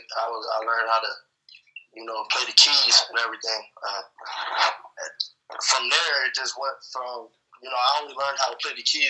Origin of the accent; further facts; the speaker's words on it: Philadelphia, Pennsylvania, United States; also born or lived in Cleveland, Ohio; I was born in Cleveland. I just lived most of my life in Philadelphia